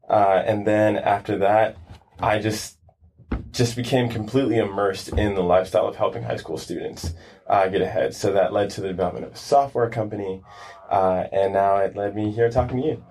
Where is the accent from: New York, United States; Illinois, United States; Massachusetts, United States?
New York, United States; New York City; moved away as an adult; now in California, United States; I grew up in Brooklyn, Brooklyn, New York. Mm-hmm. Um, stayed there until I was about maybe 18